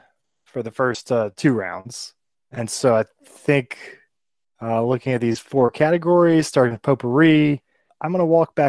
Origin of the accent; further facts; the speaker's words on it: Cajun, Louisiana, United States; I'm Cajun